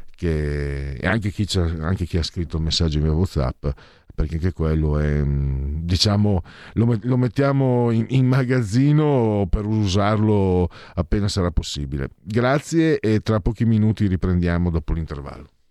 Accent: Friuli-Venezia Giulia, Italy; now in Milan, Italy; da immigrato vengo dal Friuli

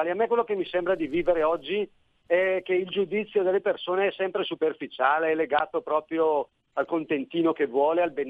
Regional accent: Brescia, Lombardy, Italy; se, mi trovo a parlare con qualcuno qui, che io sono di Brescia, a vedere quanti morti ci sono stati

